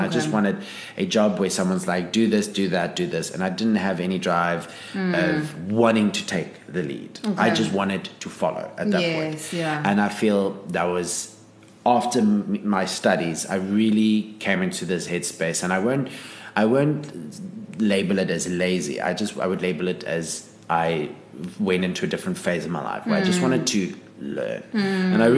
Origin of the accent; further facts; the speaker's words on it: Pretoria, Gauteng, South Africa; moved away as an adult; also born or lived in Johannesburg; now in Cape Town, South Africa; I grew up in Pretoria.